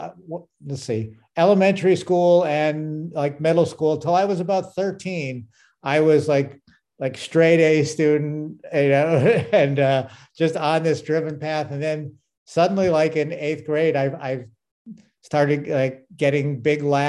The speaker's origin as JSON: {"language": "English", "town": "West Springfield", "region": "Massachusetts", "country": "United States", "tie": "born or raised there", "moved": "yes", "lives_now": "Los Angeles, United States", "said": "I grew up in West Springfield, Mass"}